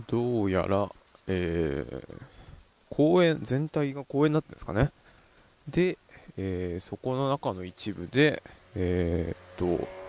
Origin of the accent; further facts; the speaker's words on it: Yamanashi, Japan; 地元山梨